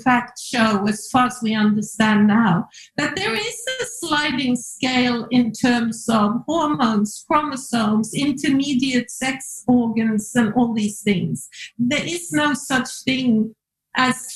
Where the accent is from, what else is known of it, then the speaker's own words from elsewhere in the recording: Norway; Me growing up in Norway